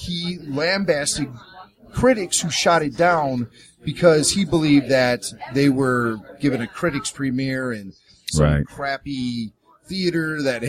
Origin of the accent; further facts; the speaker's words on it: Chicago, Illinois, United States; I grew up in Chicago